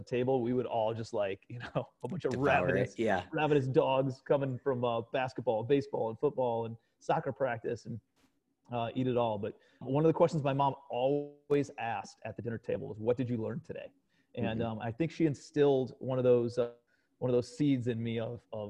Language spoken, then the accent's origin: English; Cleveland, Ohio, United States; moved away as an adult; also born or lived in New York City; I'm from Cleveland, Ohio originally.